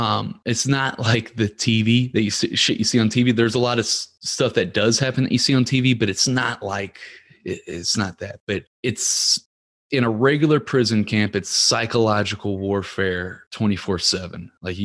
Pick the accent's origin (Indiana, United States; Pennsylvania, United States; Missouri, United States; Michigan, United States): Missouri, United States; Ferguson; You know, I grew up in Ferguson, Missouri. It's not a rich neighborhood, but we went to the rich neighborhoods and were stealing from cars.